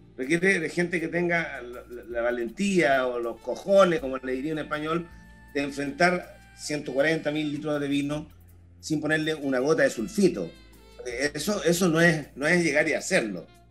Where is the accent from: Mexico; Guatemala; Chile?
Chile; como chileno